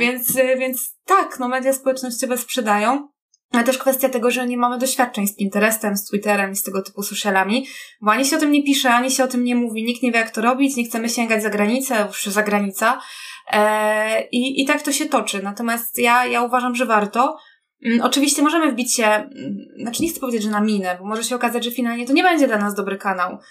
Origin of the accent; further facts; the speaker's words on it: Kraków, Lesser Poland, Poland; ja też niby jestem z Krakowa